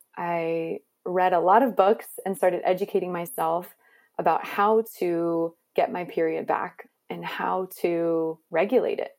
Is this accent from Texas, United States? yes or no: no; Maryland, United States; I grew up in Maryland in a pretty conservative environment